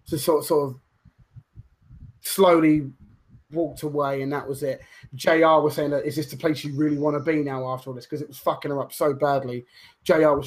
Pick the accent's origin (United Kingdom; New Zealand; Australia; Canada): United Kingdom; Croydon, London; I grew up in Croydon, which is where you get every colour and every race, every religion, all together